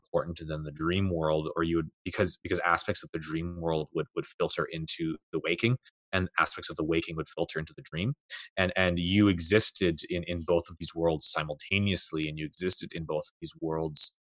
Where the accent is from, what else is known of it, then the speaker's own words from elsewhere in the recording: Canada; I'm Canadian